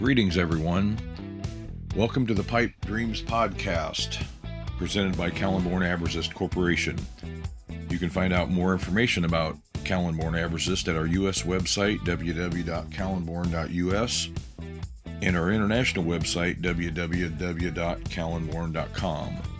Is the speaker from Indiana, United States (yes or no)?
yes; Indiana, United States; also born or lived in Montpelier, Ohio; My family moved to Indiana in nineteen sixty-four. I have three younger siblings, Cheryl, Linda, and David. We were raised on the farm